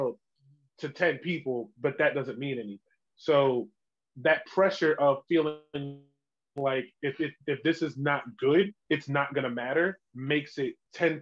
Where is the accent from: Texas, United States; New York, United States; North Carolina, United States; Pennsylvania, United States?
Pennsylvania, United States; Chester; moved away as an adult; now in Williamsport, United States; I'm from Chester